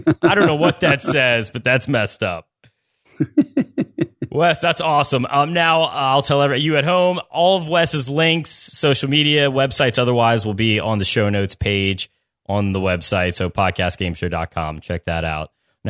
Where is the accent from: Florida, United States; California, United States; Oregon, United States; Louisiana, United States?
Louisiana, United States; New Orleans; I grew up in New Orleans, an hour away from you.